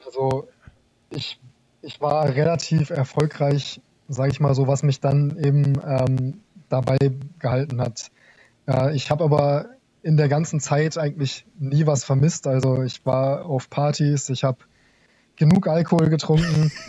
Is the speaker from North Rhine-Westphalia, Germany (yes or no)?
no; Garrel, Lower Saxony, Germany; moved away as an adult; now in Kassel, Germany; Ich komme ursprünglich aus dem Landkreis Kloppenburg. Der Ort heißt Garrel, kennt wahrscheinlich niemand.